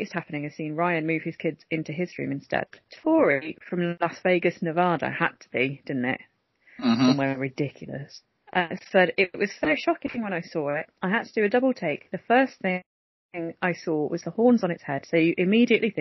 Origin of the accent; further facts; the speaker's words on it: Coventry, West Midlands, United Kingdom; now in Earlsdon, Coventry, United Kingdom; born and brought up there, thank you very much. I'm from Holbrooks